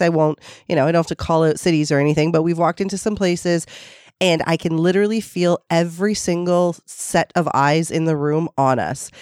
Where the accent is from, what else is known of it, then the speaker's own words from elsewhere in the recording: Toronto, Ontario, Canada; I was born and raised in um, the most multicultural part of Toronto. Um, I'm from the East End